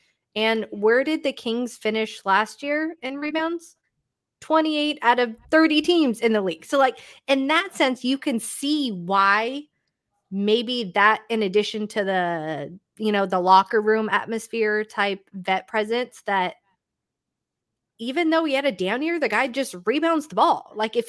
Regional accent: Toronto, Ontario, Canada; like I can totally understand why I'm being from Toronto.

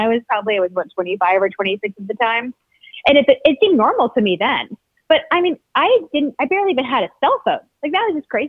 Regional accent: Tampa, Florida, United States; I grew up in Tampa, Florida. My dad was an attorney, so he had a job there. Super random location. My family has been in the South for many hundreds of years. And I just happened to grow up there.

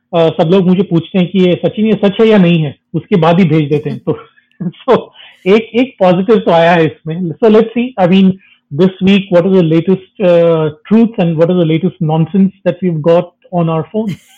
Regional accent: South India, India; मैं भी south Indian हूँ

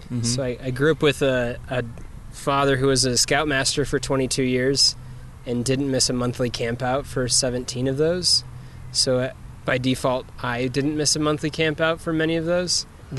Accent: Idaho Falls, Idaho, United States; moved away as an adult; also born or lived in Provo, Utah / Brazil / Jackson Hole, Wyoming / Juneau, Alaska; now in Salt Lake City, United States; I grew up in Idaho Falls first 18 years of my life and then came down to Utah for school. Spent a year here and then went to Brazil for a couple years as a missionary.

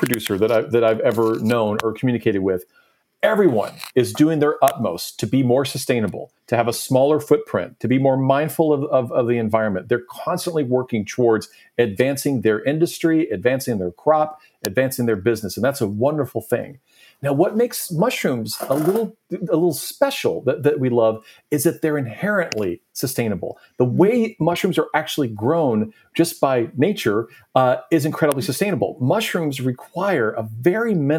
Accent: Nashville, Tennessee, United States; I'm originally from Nashville

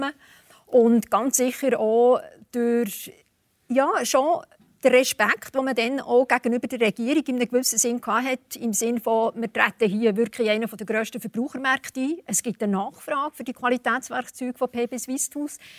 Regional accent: Switzerland; Und ich glaube schon, dass wir hier offen und ehrlich müssen sagen müssen, äh, auch als Schweizer Unternehmer und Unternehmerinnen, die Verantwortung haben für die Produktion in China

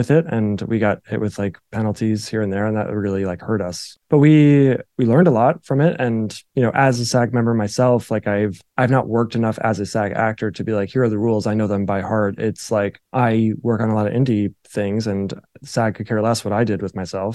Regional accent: New Jersey, United States; I'm like from New Jersey

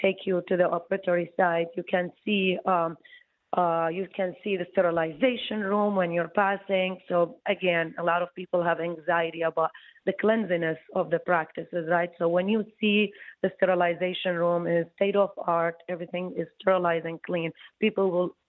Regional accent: Iraq; moved away as an adult; also born or lived in Baghdad, Iraq / New York, United States / New Jersey, United States; now in Detroit, United States; I came from Iraq

